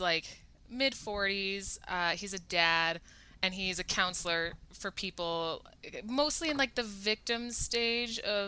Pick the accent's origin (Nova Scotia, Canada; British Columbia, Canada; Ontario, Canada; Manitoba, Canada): Manitoba, Canada; Winnipeg; I'm from Winnipeg, small city